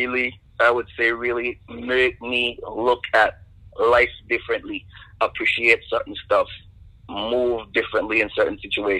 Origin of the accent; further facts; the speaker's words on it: Tortola, British Virgin Islands; Growing up there is like, basically, if you're from the Caribbean or you're from an island, they all see the same thing, you know?